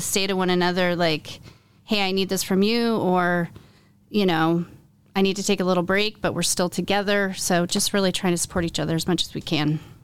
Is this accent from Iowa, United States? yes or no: yes; Iowa City, Iowa, United States; moved away as an adult; also born or lived in New York City; I was born and raised in Iowa City, but I moved to New York City to go to college